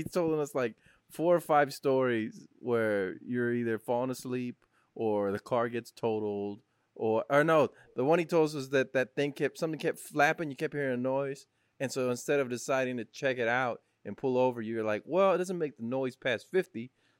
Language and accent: English; Weslaco, Texas, United States; my hometown. Westlaco.